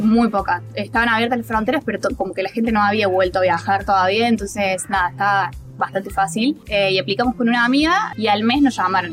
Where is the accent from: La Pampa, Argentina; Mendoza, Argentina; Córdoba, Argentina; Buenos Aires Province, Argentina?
Córdoba, Argentina; moved away as an adult; also born or lived in New Zealand; now in Australia; tengo 29 años, soy de Córdoba